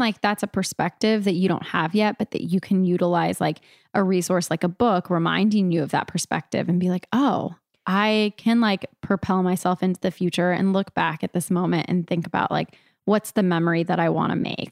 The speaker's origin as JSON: {"language": "English", "region": "California", "country": "United States", "moved": "yes", "said": "I'm from California originally"}